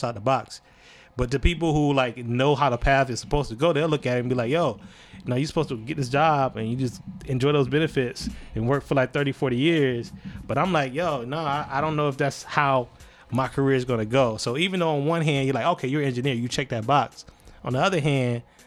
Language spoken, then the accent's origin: English; Alabama, United States; also born or lived in South Georgia; now in North Carolina, United States; I would say Alabama